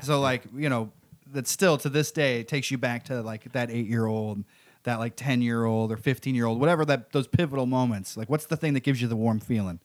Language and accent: English; Missouri, United States; also born or lived in Arkansas; now in New York, United States; I grew up in Missouri and around, and Arkansas